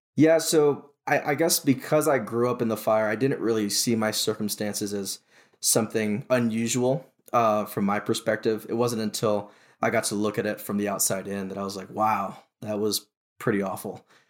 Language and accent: English; Honolulu, Hawaii, United States; I was born and raised in Honolulu, Hawaii